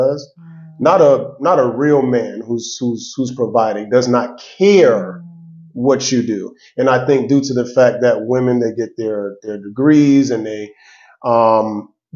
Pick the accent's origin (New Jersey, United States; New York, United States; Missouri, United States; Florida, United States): Florida, United States; Miami; now in Atlanta, United States; I'm from Miami, Florida, originally. I'm here in Atlanta